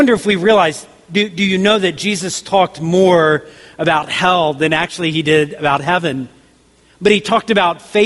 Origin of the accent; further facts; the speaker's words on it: the South, United States; I grew up in the South, so I heard tons of country songs